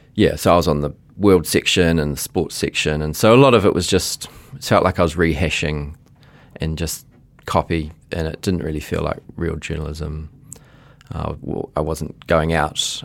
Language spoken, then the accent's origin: English; Auckland, New Zealand; also born or lived in Fiji; in Onehunga, and, well, I actually was born in Fiji, and then we came after the nineteen eighty-seven coup